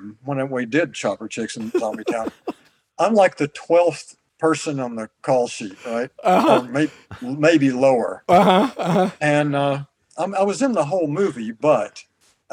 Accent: the South, United States; moved away; I grew up in the South

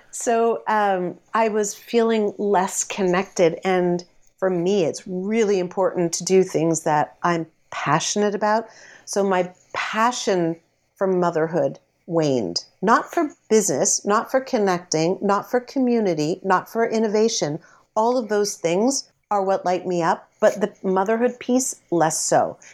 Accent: Canada; I'm a Canadian celebrity

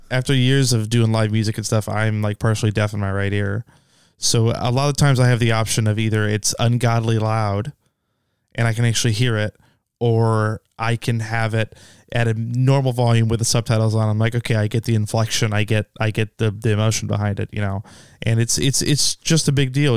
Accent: Sacramento, California, United States; I'm from, uh, California, Sacramento

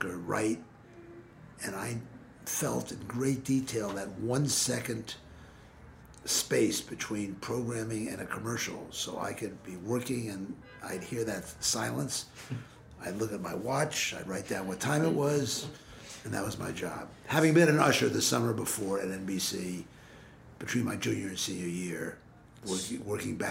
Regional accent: New York City, New York, United States; also born or lived in Mount Kisco, New York; I was born in Mount Kisco, New York, grew up in Manhattan

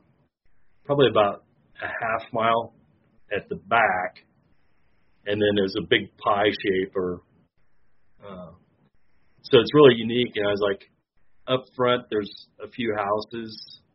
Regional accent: Clinton, Illinois, United States; I'm from Clinton, Illinois, my hometown. Born and raised there.

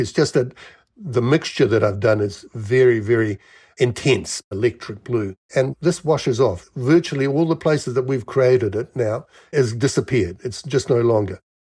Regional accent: Wellington, New Zealand; moved away; also born or lived in Melbourne, Australia; I grew up in New Zealand, Wellington.

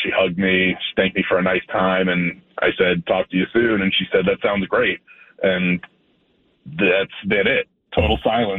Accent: Chicago, Illinois, United States; moved away as an adult

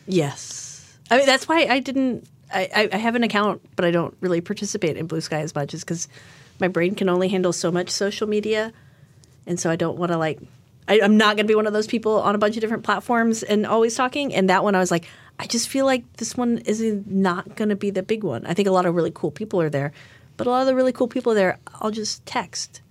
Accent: Fort Worth, Texas, United States; it was companies in my hometown

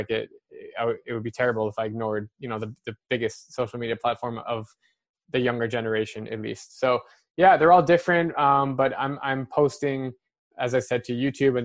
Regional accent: Scottsdale, Arizona, United States; I'm from Scottsdale, Arizona

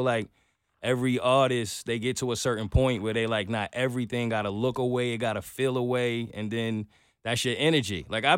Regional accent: New York, United States; I'm a New Yorker

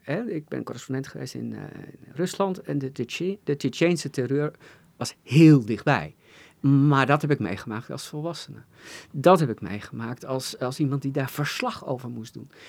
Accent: Assen, Drenthe, Netherlands; in Assen, waar ik opgroeide

